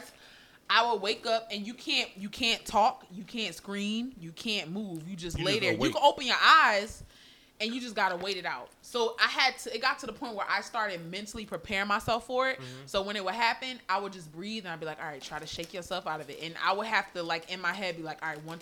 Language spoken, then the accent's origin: English; New York City, New York, United States; also born or lived in Baltimore, Maryland / Florida; now in Orlando, United States; I'm from Brooklyn.